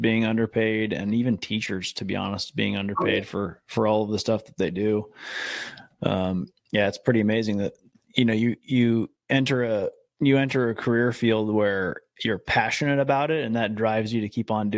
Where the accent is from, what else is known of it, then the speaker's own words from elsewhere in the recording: Midwest, United States; also born or lived in California / Savannah, Georgia; now in San Francisco Bay Area, United States; I'm from the Midwest, lived in California after